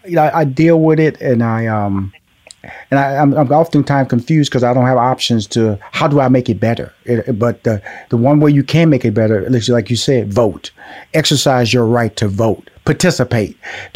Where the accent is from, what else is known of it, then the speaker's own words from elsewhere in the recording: Houston, Texas, United States; Now, I'm from Houston. That was my freshman year in high school.